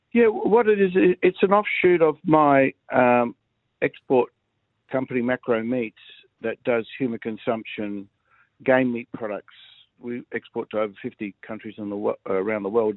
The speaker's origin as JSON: {"language": "English", "town": "Adelaide", "region": "South Australia", "country": "Australia", "tie": "born or raised there", "said": "it's my hometown"}